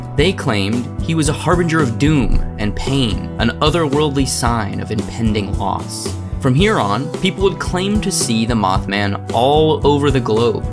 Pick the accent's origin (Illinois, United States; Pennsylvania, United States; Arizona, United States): Arizona, United States; I'm from Arizona.